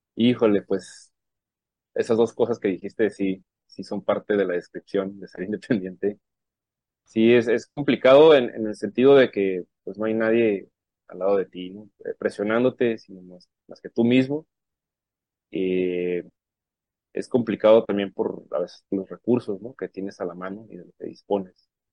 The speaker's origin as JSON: {"language": "Spanish", "town": "Puerto Peñasco", "region": "Sonora", "country": "Mexico", "tie": "born or raised there", "moved": "yes", "lives_now": "Tijuana, Mexico", "said": "Yo nací en Sonora, pero desde el 93 estoy acá en Tijuana, ¿no? Entonces soy como una, soy sonorense, tijuanense y bueno, de Puerto Peñasco, Sonora, allá soy."}